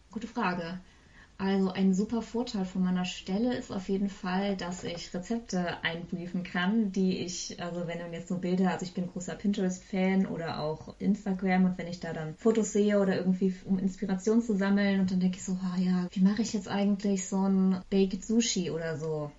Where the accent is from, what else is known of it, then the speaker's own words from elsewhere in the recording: Eifel, Germany; moved away as an adult; also born or lived in Bonn / Bayreuth / Cologne; now in Hamburg, Germany; Ich komme ursprünglich aus der Eifel